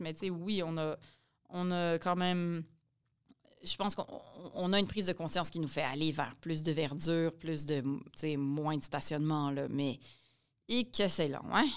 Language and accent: French; Montreal, Quebec, Canada; also born or lived in France; moi, je suis née à Montréal. Mon mari est né à Montréal. Donc, on est très, très urbain et très, très montréalais